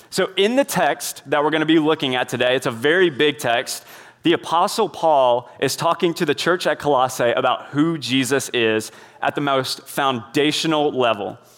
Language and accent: English; Indian Trail, North Carolina, United States; I was raised in Indian Trail, North Carolina